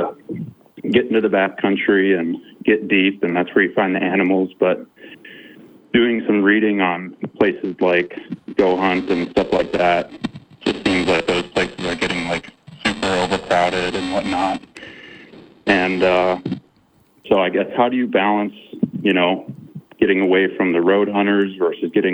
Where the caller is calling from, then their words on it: Michigan, United States; I'm calling from Michigan